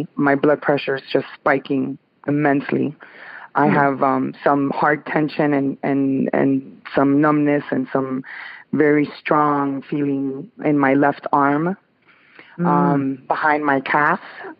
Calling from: Pembroke Pines, Florida, United States; I'm calling from Pembroke Pines, Florida.

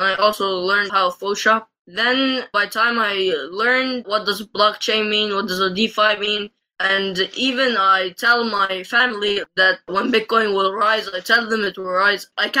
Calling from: Egypt; I'm calling in from Egypt.

